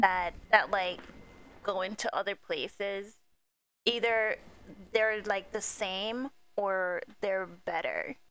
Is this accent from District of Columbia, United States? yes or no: no; New York City, New York, United States; we're New Yorkers